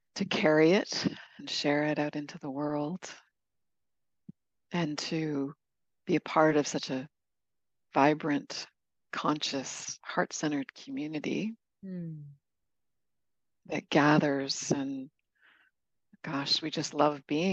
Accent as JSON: {"language": "English", "country": "Canada", "also_born_or_lived": "California / Baja California, Mexico", "moved": "yes", "said": "I'm from Canada originally"}